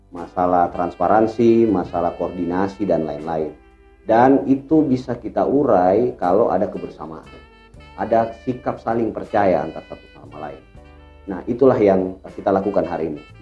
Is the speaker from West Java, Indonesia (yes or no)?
no; Makassar, South Sulawesi, Indonesia; saya merasa sebagai orang Makassar, sebagai orang Sulsel juga ikut e, terpanggil lah ya. Kok daerah saya Sulsel Makassar yang saya tahu masyarakatnya itu ramah-ramah, hangat-hangat